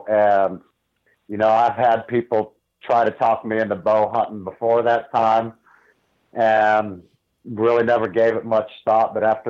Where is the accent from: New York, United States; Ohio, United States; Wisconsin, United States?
Ohio, United States; I grew up in Northeast Ohio. My family did not hunt.